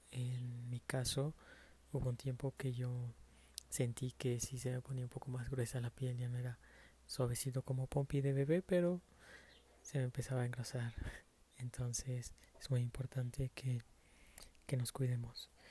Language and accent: Spanish; Mexico; ya que eh, soy mexicano y me gusta mucho eh, la comida picante, eh, la salsa.